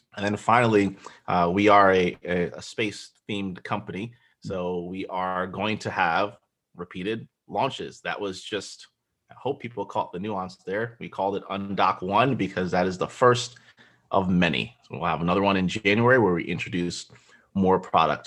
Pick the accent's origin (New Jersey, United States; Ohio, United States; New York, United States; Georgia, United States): New Jersey, United States; Central; also born or lived in Nigeria; I was born in Nigeria. I grew up in New Jersey from, like, age one and a half until thirty-five. So, pretty much New Jersey boys, uh, Central Jersey